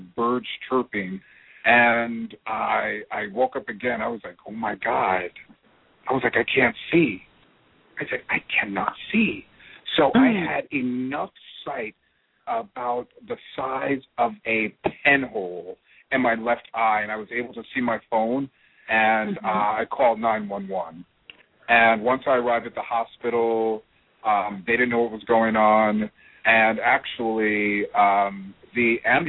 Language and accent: English; New Jersey, United States; moved away; I'm originally from New Jersey